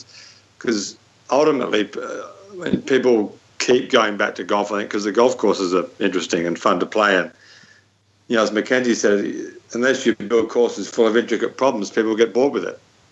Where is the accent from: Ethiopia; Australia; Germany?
Australia; Melbourne, Victoria; I was so lucky to grow up in Melbourne